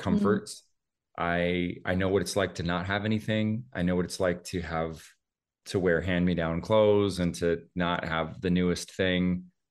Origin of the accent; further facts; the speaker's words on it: Oldtown, Idaho, United States; moved away; also born or lived in Spokane, Washington; I grew up about forty-five miles away from there in a little town called Old Town, Idaho